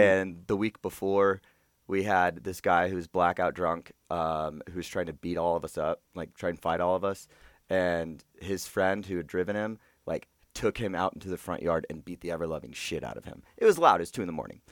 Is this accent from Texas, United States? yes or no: no; Georgia, United States; I was from Georgia